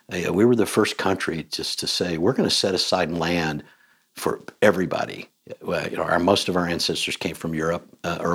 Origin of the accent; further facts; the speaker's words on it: Vincennes, Indiana, United States; I grew up in Vincennes, in a large family, I have 10 siblings, and the Wabash River was like three blocks away.